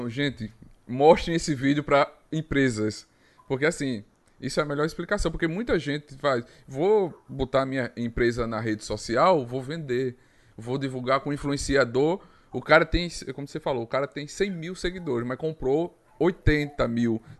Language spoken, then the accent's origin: Portuguese; Arapiraca, Alagoas, Brazil; Eu sou de Arapiraca, Lagoas, onde ninguém ouvia falar de, de marketing digital.